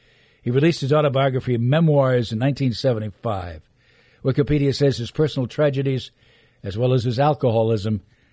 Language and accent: English; New Jersey, United States; Even though I'm from New Jersey, right now I'm